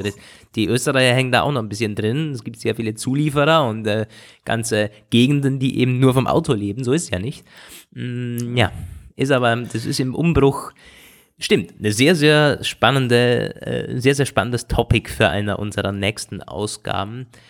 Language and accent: German; Germany; als Deutscher